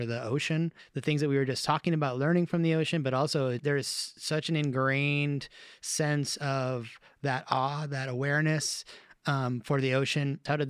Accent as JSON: {"language": "English", "region": "Hawaii", "country": "United States", "tie": "born or raised there", "said": "So I grew up born and raised in Hawaii, and I grew up in the ocean"}